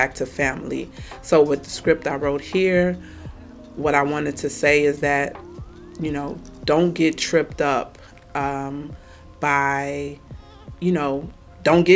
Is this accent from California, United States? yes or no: no; Chicago, Illinois, United States; I am born and raised in Chicago, Illinois